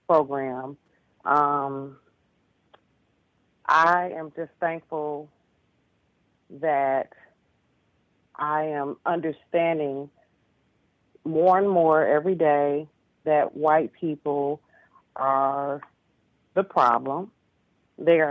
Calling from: Detroit, Michigan, United States; I'm calling from Detroit

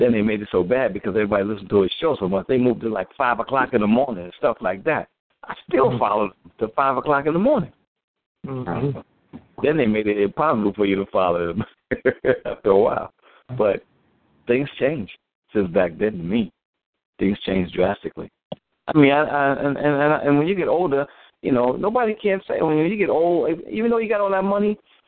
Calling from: New Jersey, United States; I'm calling from New Jersey.

